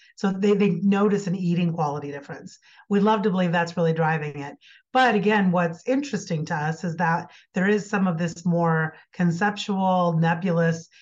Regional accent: Iowa, United States; now in Colorado, United States; I grew up in Iowa

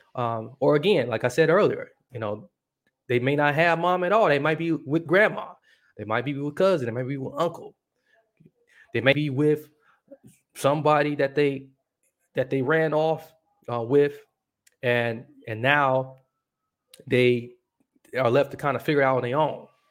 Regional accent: Milwaukee, Wisconsin, United States; my hometown, Milwaukee, Wisconsin

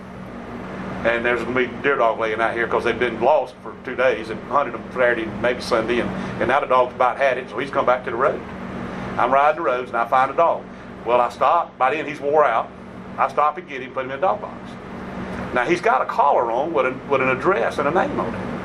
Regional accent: Middle Georgia, United States; also born or lived in Millen, Georgia / Gardi, Georgia; I grew up in Middle Georgia

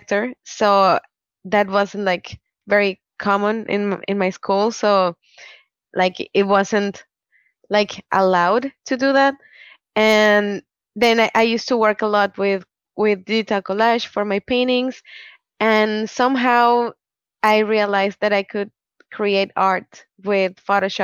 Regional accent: Mexico; I am from Mexico

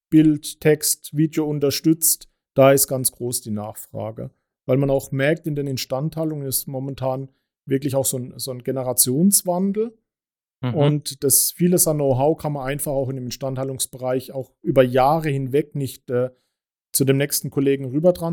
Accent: Baden-Württemberg, Germany; Wir kommen ja hier aus Baden, da geht es.

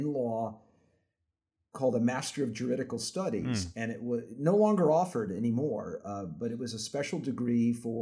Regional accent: Las Vegas, Nevada, United States; also born or lived in Brooklyn; I was hired at the University of Nevada, Las Vegas, where I grew up. I grew up in Vegas

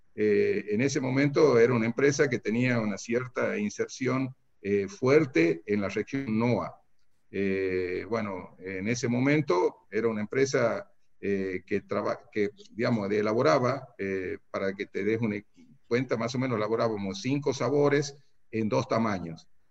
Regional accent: Santiago del Estero, Argentina; accent: santiagueña; moved away as an adult; also born or lived in Tucumán; now in San Miguel de Tucumán, Argentina; he nacido en Santiago, he hecho mi escuela primaria y secundaria en Santiago del Estero

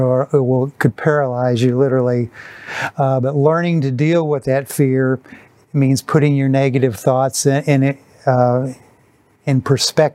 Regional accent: Wisconsin, United States; my boyhood idol growing up in Wisconsin, Vince Lombardi

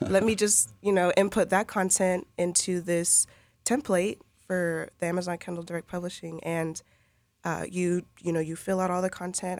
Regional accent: Lakeland, Florida, United States; I grew up here in Lakeland.

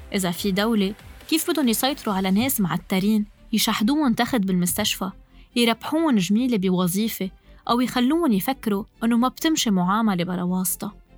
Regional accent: Lebanon; نحن كلبنانية عايشين بلبنان

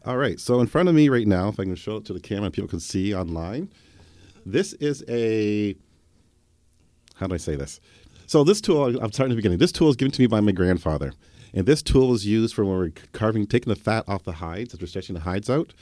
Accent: Harrow, Ontario, Canada; when I was growing up in Harrow

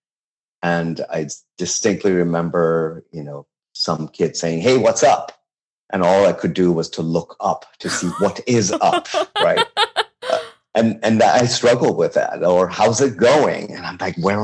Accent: Tehran, Tehran Province, Iran; English is a second language; also born or lived in Babol; now in United States; I was born and raised in Tehran

